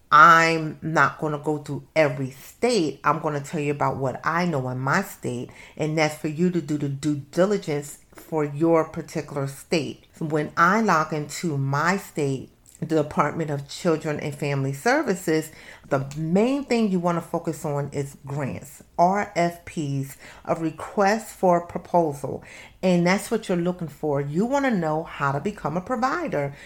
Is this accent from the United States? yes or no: yes; Camden, New Jersey, United States; I'm from Camden, New Jersey.